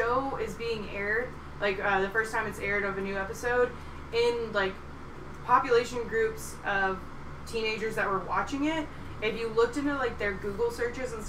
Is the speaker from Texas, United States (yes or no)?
yes; Texas, United States; I grew up in Texas